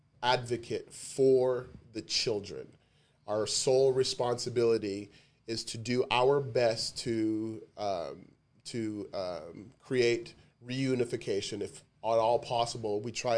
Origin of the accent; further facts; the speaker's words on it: Canada; Yeah, so am I. I'm Canadian.